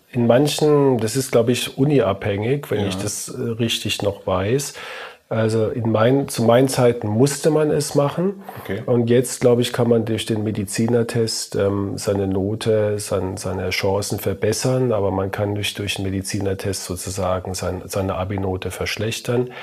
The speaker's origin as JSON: {"language": "German", "town": "Heidelberg", "region": "Baden-Württemberg", "country": "Germany", "tie": "born or raised there", "said": "meinen Studienplatz in meiner Heimatstadt bekommen, in Heidelberg"}